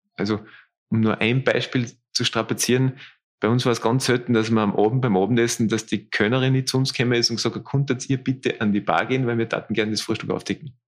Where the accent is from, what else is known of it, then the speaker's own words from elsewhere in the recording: Austria; bei uns in Österreich